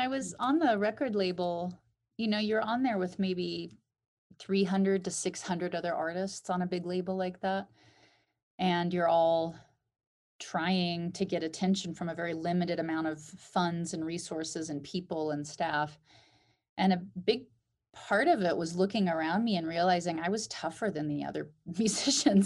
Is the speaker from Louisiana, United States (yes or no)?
no; Alaska, United States; Growing up in Alaska